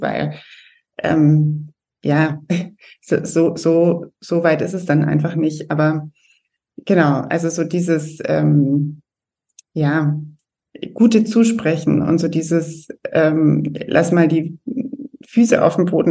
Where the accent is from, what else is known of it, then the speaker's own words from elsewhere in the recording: Germany; moved away as an adult; also born or lived in London; ich selber bin Deutsche, bin auch in Deutschland groß geworden